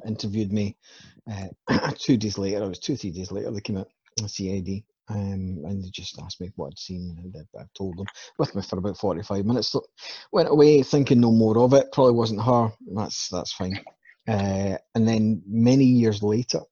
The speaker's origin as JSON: {"language": "English", "town": "Bathgate", "region": "Scotland", "country": "United Kingdom", "tie": "born or raised there", "said": "I lived in Bathgate. I was brought up in Bathgate"}